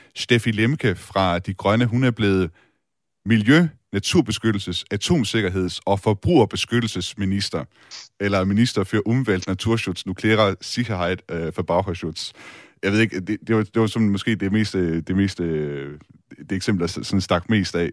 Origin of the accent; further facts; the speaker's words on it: Denmark; som dansker